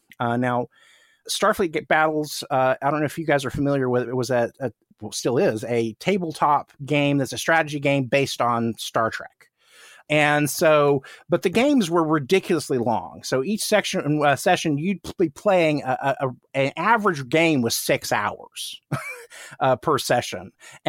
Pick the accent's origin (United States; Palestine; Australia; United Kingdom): United States; Tulsa, Oklahoma; I grew up in outside of Tulsa, Oklahoma, which is, you know, it's a middle-sized city in Oklahoma, but nothing like being in Los Angeles.